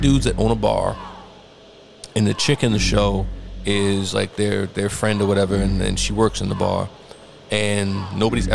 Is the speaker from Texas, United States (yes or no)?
no; New York City, New York, United States; we're from the Bronx or whatever, but like, it was still uptown